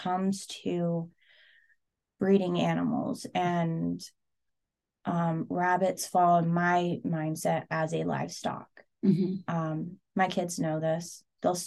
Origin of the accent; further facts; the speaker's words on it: Seward, Alaska, United States; I grew up in Seward